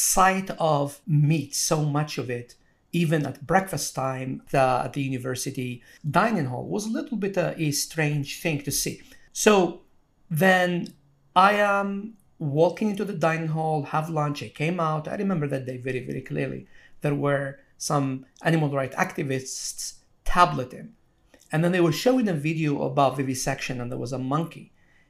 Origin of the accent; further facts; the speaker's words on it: Algeria; moved away as an adult; now in United States; So when I came to America, I came from Algeria 22 years ago. So I went to college. And in Algeria, I mean, meat is a treat.